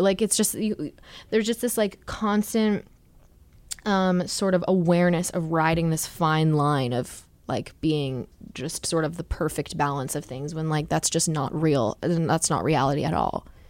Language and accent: English; Wall Township, New Jersey, United States; I'm from Wall Township in New